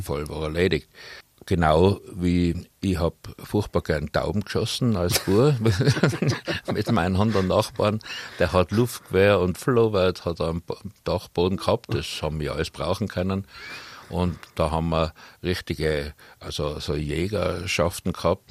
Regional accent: Innsbruck, Tyrol, Austria; also born or lived in Hötting, Innsbruck; ich bin in Bradl aufgewachsen

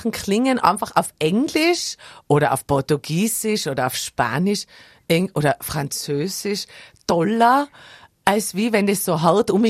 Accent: Tyrol, Austria; now in Vienna, Austria

